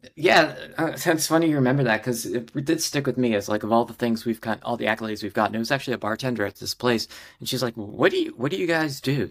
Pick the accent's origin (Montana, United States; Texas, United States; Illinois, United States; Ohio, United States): Ohio, United States; moved away as an adult; also born or lived in San Diego / Los Angeles / Minneapolis; now in New York, United States; I grew up in Ohio, very normal, sort of, uh, Midwestern